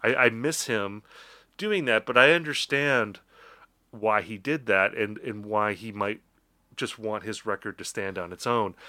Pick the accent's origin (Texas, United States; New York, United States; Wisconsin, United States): Wisconsin, United States; I'm from Wisconsin.